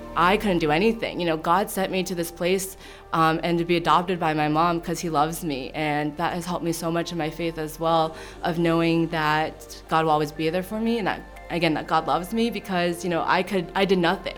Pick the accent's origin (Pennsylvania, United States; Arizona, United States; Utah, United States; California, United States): Pennsylvania, United States; Pittsburgh; moved away as an adult; also born or lived in Nanning, China; now in Frederick, United States; I grew up in Pittsburgh, Pennsylvania